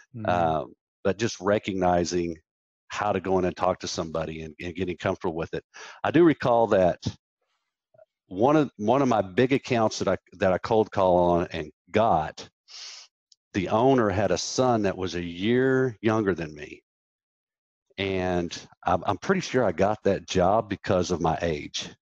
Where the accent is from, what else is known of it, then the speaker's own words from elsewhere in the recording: Wichita, Kansas, United States; I was born in Wichita, Kansas